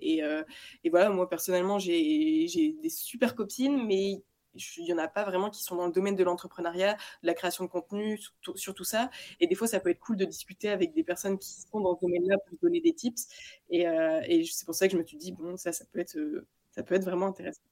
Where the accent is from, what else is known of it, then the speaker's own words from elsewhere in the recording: Lille, Hauts-de-France, France; moi je viens de Lille